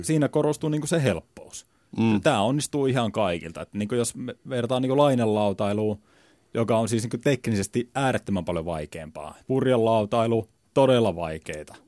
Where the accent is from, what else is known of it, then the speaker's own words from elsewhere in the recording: Kalajoki, North Ostrobothnia, Finland; mä oon merenrannalta kotoisin